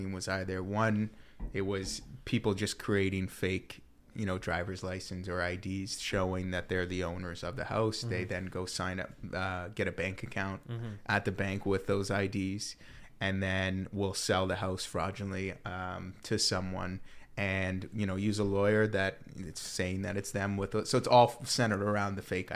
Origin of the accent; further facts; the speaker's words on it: Tecumseh, Ontario, Canada; I'm from Tecumseh.